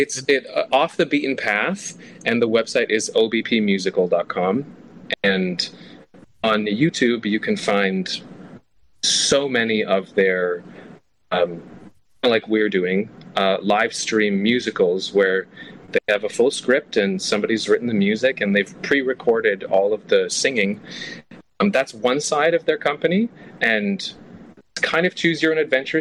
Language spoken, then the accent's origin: English; Canada; also born or lived in Toronto; I'm Canadian. Uh, I live in Toronto, but I was in Vancouver.